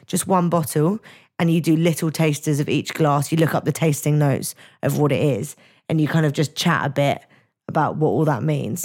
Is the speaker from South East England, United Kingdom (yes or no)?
no; London, United Kingdom; I am the lucky person with parents who still live in London